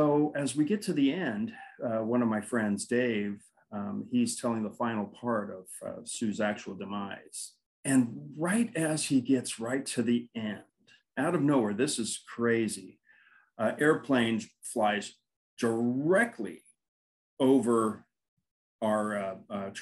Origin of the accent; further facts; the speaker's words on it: Burbank, California, United States; I grew up in Burbank, California, and we lived in these triplexes